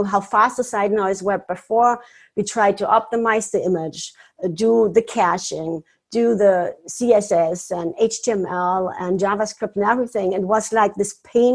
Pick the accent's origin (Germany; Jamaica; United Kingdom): Germany; now in Florida, United States; I'm originally from Germany. I live now in beautiful Florida